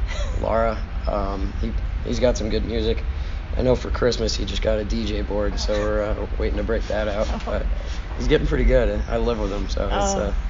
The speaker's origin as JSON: {"language": "English", "town": "Saugus", "region": "California", "country": "United States", "tie": "born or raised there", "moved": "as an adult", "said": "I'm from Saugus, California. My grandpa's from Toronto, so he ended up moving over there, and that's how I got into hockey and all that, and grew up playing hockey for a local team in Valencia"}